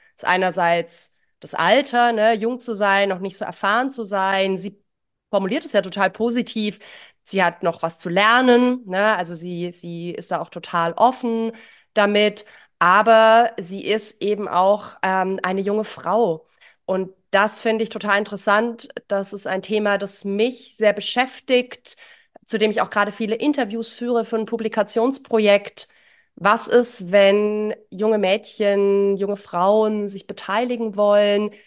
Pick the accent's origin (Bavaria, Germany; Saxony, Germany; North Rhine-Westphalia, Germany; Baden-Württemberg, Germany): Baden-Württemberg, Germany; near Ditzingen; Ditzingen kenne ich, ich bin in der Nähe geboren